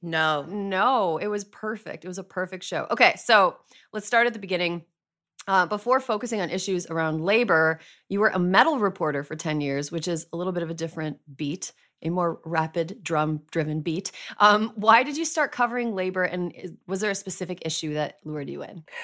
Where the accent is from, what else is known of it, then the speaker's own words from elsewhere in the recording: Wisconsin, United States; In my home state of Wisconsin